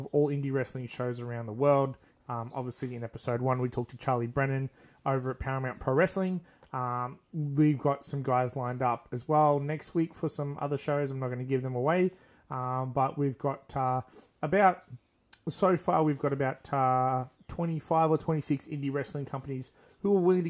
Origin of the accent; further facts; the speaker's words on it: Australia; we're centralized in my hometown